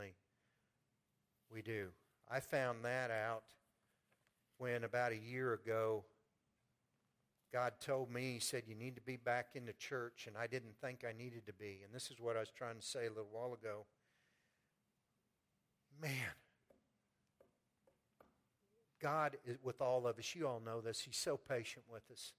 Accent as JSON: {"language": "English", "town": "Pleasant Hill", "country": "United States", "said": "I'm from Pleasant Hill"}